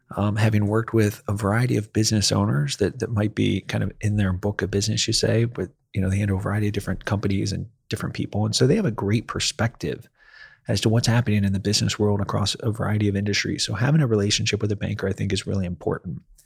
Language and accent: English; Ohio, United States; moved away as an adult; also born or lived in Akron, Ohio; now in Nashville, United States; I was born and raised in Ohio